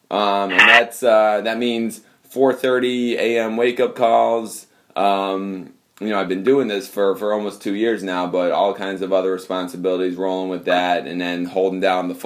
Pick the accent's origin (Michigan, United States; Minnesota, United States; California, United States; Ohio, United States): Michigan, United States; moved away; that's my home state